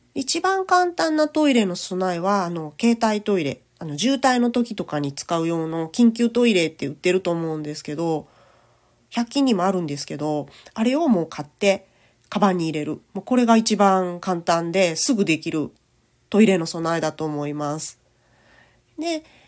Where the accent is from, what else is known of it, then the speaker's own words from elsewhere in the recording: Kochi, Japan; 生まれも育ちも高知県